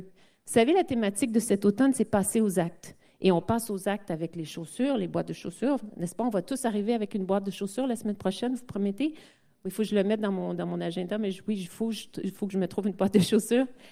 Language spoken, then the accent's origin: French; Quebec, Canada; mon, mon français n'est pas parfait puisque je suis québécoise et canadienne